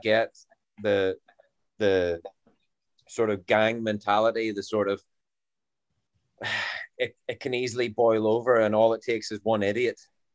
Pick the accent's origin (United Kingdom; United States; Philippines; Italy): United Kingdom; Northern Ireland; moved away; I come from Northern Ireland